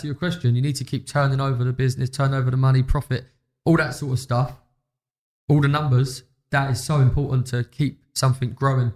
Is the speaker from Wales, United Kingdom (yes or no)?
no; London, United Kingdom